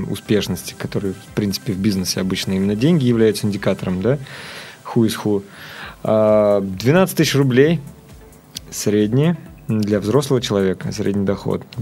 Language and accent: Russian; Cheboksary, Chuvashia, Russia; now in Moscow, Russia; Да, она начинается тогда, когда я переехал в Москву. Я сам родом из Чебоксар. Ну вот, э, я, мы там жили, родились. Э, Чебоксары был город достаточно интересный, забавный.